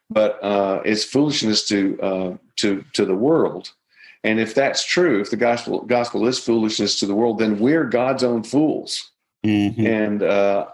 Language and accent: English; Nashville, Tennessee, United States; I grew up in Nashville